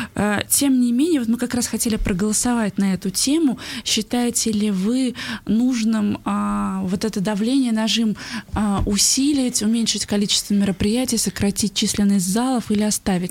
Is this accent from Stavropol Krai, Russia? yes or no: no; Bashkortostan, Russia